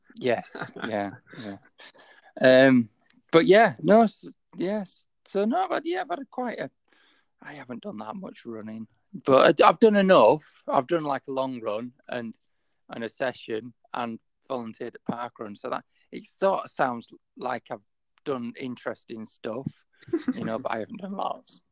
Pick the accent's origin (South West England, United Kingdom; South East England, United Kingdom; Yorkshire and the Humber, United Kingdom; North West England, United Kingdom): Yorkshire and the Humber, United Kingdom; accent: Yorkshire; My Yorkshire accent